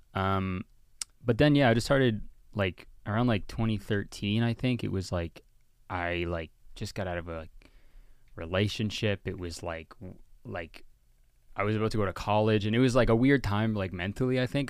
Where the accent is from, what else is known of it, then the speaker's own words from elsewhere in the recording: Whitby, Ontario, Canada; also born or lived in Hamilton, Ontario / Toronto, Ontario; I grew up in Whitby, Ontario